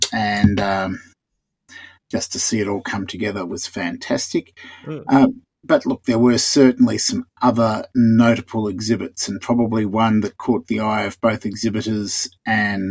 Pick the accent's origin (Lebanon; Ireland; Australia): Australia